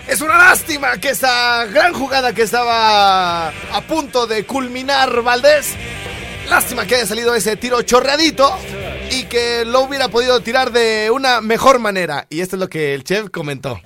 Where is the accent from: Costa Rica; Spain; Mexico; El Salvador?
Mexico; Jardines del Rincón, Michoacán; de donde yo soy, güey, de Jardines del Rincón